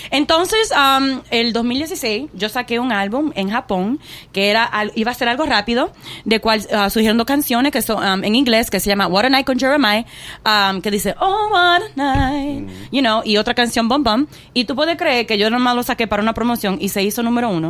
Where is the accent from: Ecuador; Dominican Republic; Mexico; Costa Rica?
Dominican Republic; oh, yo soy dominicana